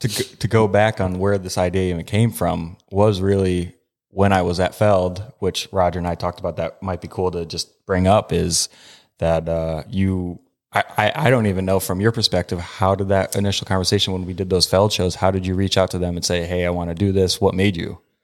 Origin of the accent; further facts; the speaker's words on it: Utah, United States; I'm from Utah.